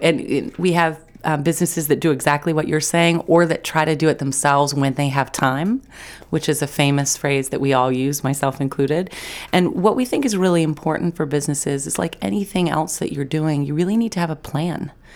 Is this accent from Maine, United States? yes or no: yes; Mid Coast Maine, United States; moved away as an adult; I was away from the Mid Coast for fifteen years. I was out of Maine for eight of those years